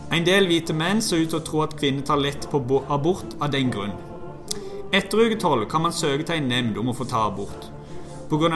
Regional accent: Norway

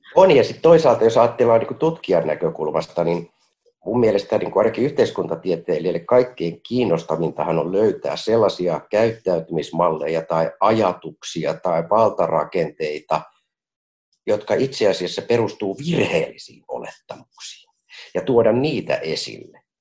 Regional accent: Helsinki, Uusimaa, Finland; nuoruudessani Kontulassa

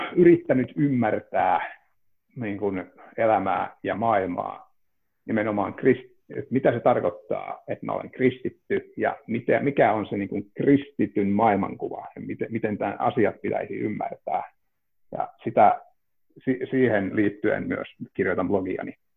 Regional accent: Ivalo, Lapland, Finland; now in Helsinki, Finland; olen Ivalosta kotoisin ja tosiaan Helsinkiin muuttaneena olen

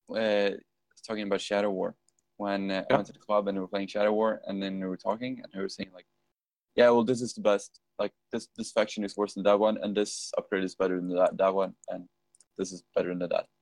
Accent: middle of Sweden, central Sweden, Sweden; moved away; I love being back home though. It's just so so good because it's like in the middle of Sweden, in the middle of fucking nowhere

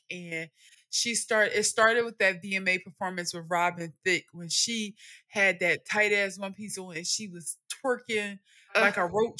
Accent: New York, United States; also born or lived in Philadelphia, United States; Like, I'm from New York. I'm from Harlem and I'm from North Philly.

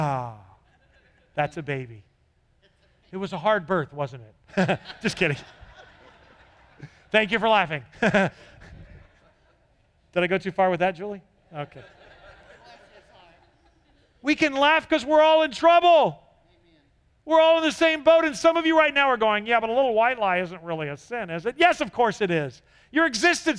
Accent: California, United States; I grew up in California

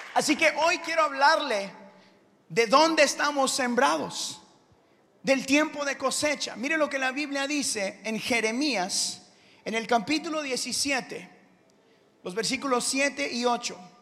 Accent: Houston, Texas, United States; also born or lived in Guatemala; yo crecí acá en Houston

